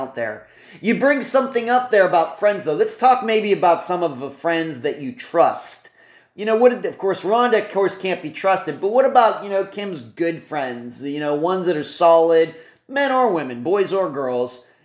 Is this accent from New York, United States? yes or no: no; Leechburg, Pennsylvania, United States; moved away; I'm originally from Leechburg, Pennsylvania, which is like 40 minutes northeast of Pittsburgh